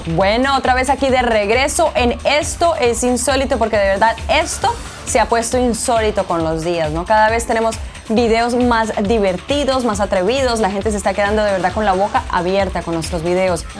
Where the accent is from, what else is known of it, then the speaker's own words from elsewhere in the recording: El Salvador; Yo soy del Salvador